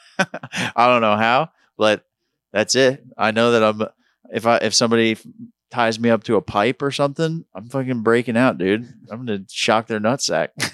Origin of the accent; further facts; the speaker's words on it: Long Island, New York, United States; moved away; I grew up on Long Island